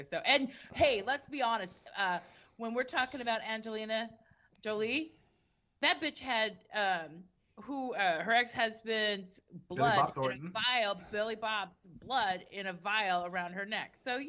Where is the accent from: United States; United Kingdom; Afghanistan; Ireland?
Ireland; I'm from Ireland.